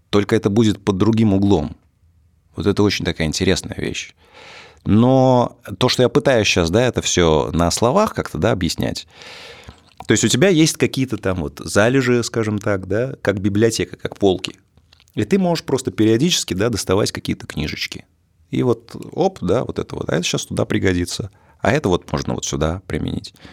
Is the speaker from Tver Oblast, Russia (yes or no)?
yes; Tver, Tver Oblast, Russia; Это природа, да, и не, несколько мест э, в городе, в моем родном, в Твери.